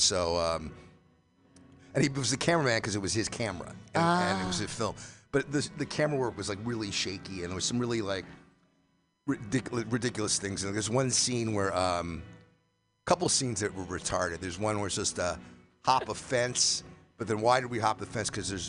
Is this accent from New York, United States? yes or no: yes; New York City, New York, United States; I'm from New York originally. I don't know if you know New York, but Upper Manhattan.